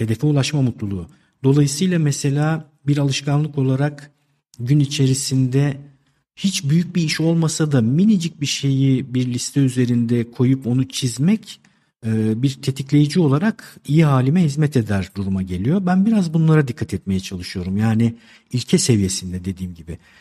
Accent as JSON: {"language": "Turkish", "region": "Istanbul", "country": "Turkey", "tie": "born or raised there", "said": "1971 ee, İstanbul doğumluyum"}